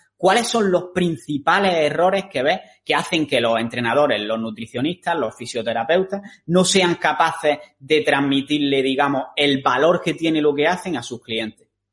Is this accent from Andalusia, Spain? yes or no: yes; Granada, Andalusia, Spain; moved away; los dos somos de Granada